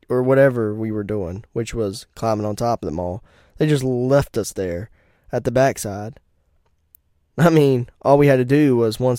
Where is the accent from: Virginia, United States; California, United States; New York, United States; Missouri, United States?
Virginia, United States; I'm not from here. I'm from Virginia and then my Virginia license helped me too.